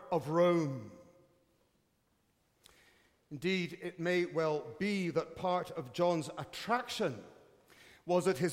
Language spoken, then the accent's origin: English; United Kingdom; As a Brit